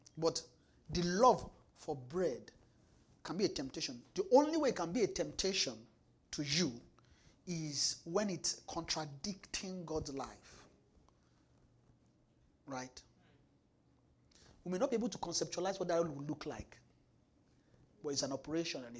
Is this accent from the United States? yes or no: no; Nigeria; now in Winnipeg, Canada; we're from Nigeria